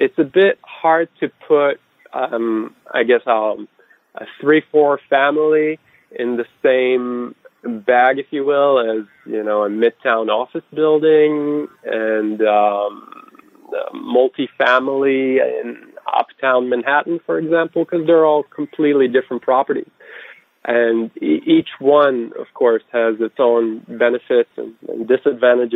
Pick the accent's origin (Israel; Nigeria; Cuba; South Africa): Israel; moved away as an adult; also born or lived in Georgia, United States; now in New York, United States; Originally born and raised in Israel, I moved to the States in 2002